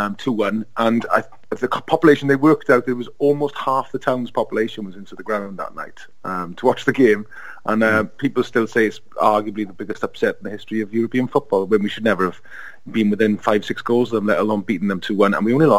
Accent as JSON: {"language": "English", "town": "Merthyr Tydfil", "region": "Wales", "country": "United Kingdom", "tie": "born or raised there", "said": "I'm from Merthyr Tydfil, and Hoover was the kind of main employer there."}